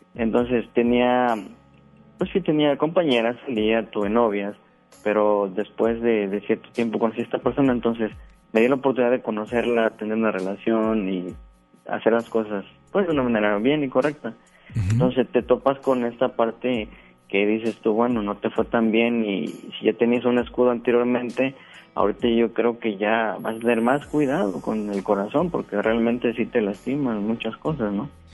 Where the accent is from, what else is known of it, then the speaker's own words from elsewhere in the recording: Veracruz, Mexico; moved away as an adult; now in Guadalupe, Mexico; Yo soy del estado de Veracruz. ya tengo acá tres años me vine a trabajar